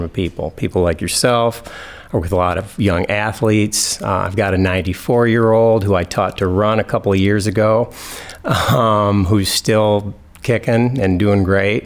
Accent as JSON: {"language": "English", "town": "East Lansing", "region": "Michigan", "country": "United States", "tie": "born or raised there", "also_born_or_lived": "Oregon", "said": "I'm from East Lansing. I grew up here and went to East Lansing schools."}